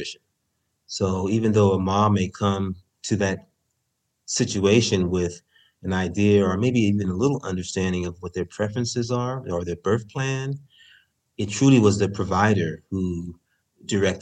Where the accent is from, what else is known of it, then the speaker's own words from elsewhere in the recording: San Francisco, California, United States; I'm from San Francisco